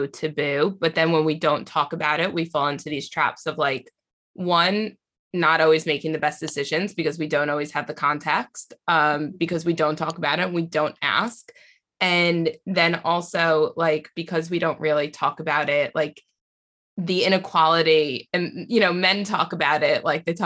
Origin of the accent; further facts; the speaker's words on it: United States; I'm from America